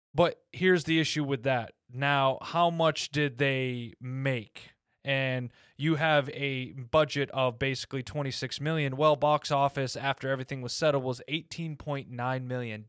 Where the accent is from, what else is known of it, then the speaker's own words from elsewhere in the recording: United States; I was raised in America